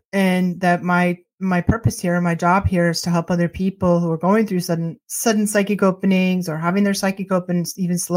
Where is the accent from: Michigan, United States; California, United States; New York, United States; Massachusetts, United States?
Massachusetts, United States; just outside Boston; I was born just outside Boston, Massachusetts, in the '60s, and grew up in the '60s, '70s, and '80s